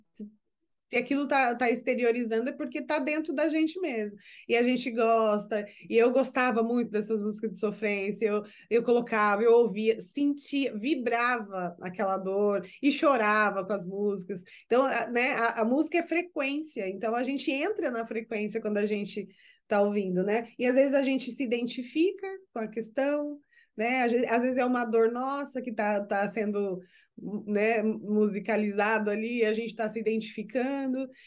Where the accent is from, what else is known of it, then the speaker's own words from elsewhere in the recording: Brazil; now in United States; como brasileiras que somos, eu vivendo nos Estados Unidos, Mana … vivendo no Japão